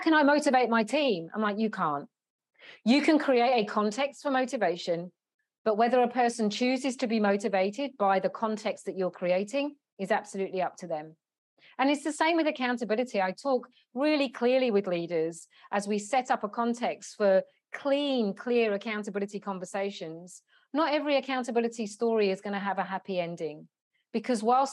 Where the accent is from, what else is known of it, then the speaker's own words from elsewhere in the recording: London, United Kingdom; now in Australia; I'm originally from London in the UK.